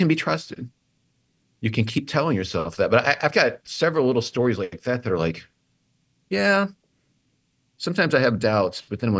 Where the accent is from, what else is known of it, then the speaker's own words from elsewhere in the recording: Assumption, Illinois, United States; I'm from Assumption, Illinois